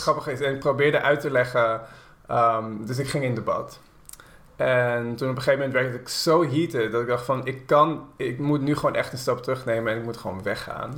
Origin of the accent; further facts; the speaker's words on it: Haarlem, North Holland, Netherlands; Haarlem waar ik opgroeide